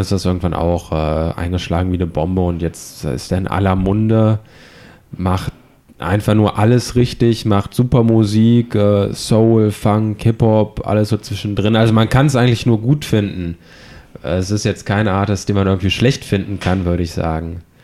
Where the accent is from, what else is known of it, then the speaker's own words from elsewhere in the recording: Düsseldorf, North Rhine-Westphalia, Germany; now in Hamburg, Germany; Ich komme aus Düsseldorf.